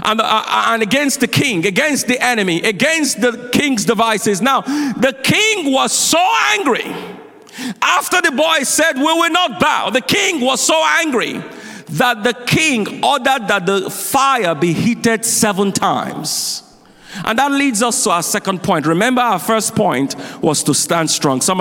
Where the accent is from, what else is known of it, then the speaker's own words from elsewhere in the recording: Nigeria; now in United States; I grew up in Nigeria